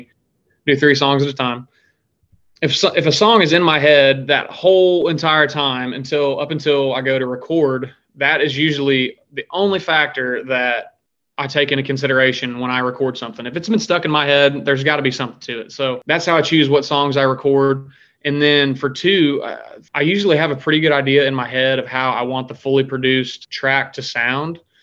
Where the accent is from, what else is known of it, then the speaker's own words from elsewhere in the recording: Pleasant Hill, Missouri, United States; moved away as an adult; now in Nashville, United States; I am originally from Pleasant Hill, Missouri, which is uh, just southeast of Kansas City.